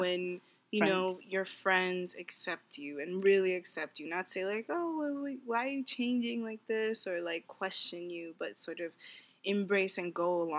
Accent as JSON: {"language": "English", "region": "New York", "country": "United States", "said": "I'm from New York."}